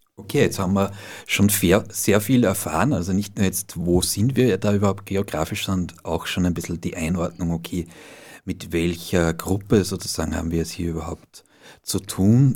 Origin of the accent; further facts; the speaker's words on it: Austria; bei uns in Österreich